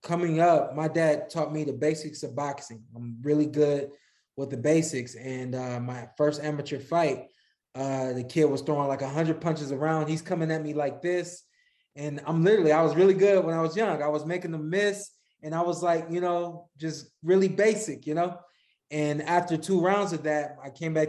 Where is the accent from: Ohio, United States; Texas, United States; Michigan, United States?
Ohio, United States; Cleveland; also born or lived in Akron, Ohio; I spent a lot of my childhood in Northeast Ohio, in the suburbs of Cleveland, in the suburbs of Akron